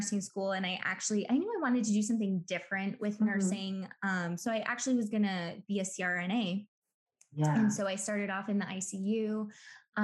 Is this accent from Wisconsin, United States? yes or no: yes; Milwaukee, Wisconsin, United States; I'm born and raised in Milwaukee.